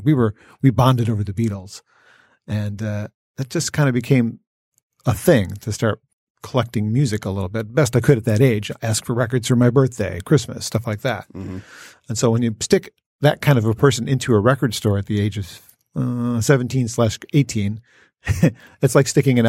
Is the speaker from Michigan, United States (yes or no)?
yes; Warren, Michigan, United States; I grew up in Warren, 12 and Shaner area.